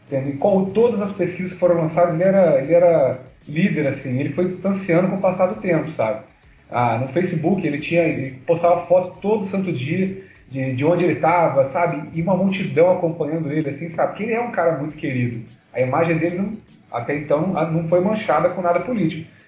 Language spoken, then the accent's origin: Portuguese; Rio de Janeiro, Brazil; Eu sou aqui do Rio